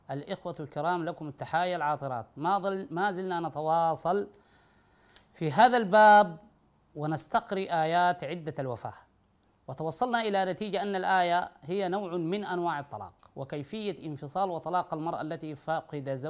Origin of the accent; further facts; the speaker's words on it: Sudan; تحبس وتلبس الابيض وتمنع من الطيب وتنوم على السباتة على الأقل هذا عندنا في السودان بتنوم على الأرض